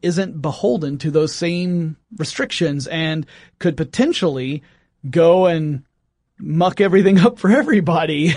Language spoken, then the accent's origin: English; Oakwood, Georgia, United States; outside of Oakwood, Georgia, which is where I grew up